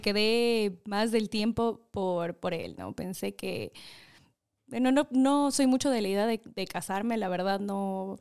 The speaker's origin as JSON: {"language": "Spanish", "town": "Quito", "region": "Pichincha", "country": "Ecuador", "tie": "born or raised there", "also_born_or_lived": "Los Angeles, United States / Chino Hills, United States / Maryland, United States", "said": "Nací en Los Ángeles. Mis papás fueron, bueno, migrantes en su tiempo, se fueron del Ecuador a trabajar allá y por cosas de la vida terminé, pues nací allá y me tuvieron allá y me crié, la verdad estuve hasta los 5, seis años, regresé al Ecuador, estudié acá"}